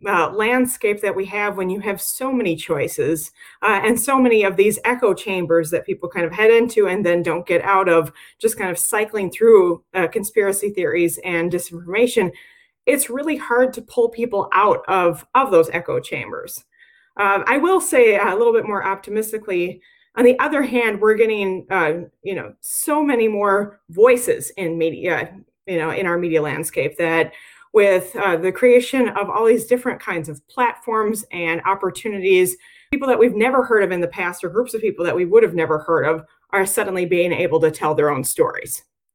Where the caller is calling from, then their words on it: Murfreesboro, Tennessee, United States; Well, I'm calling in from Murfreesboro, Tennessee